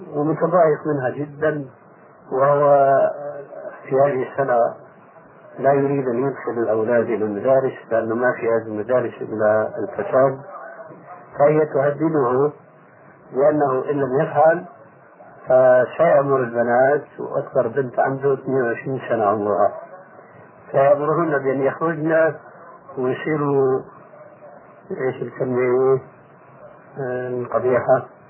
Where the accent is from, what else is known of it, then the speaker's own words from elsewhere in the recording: Syria; عندنا في سوريا